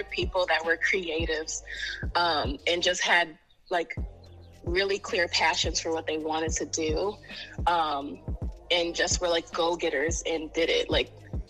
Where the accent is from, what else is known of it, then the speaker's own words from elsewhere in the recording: New York City, New York, United States; born and raised in Harlem, New York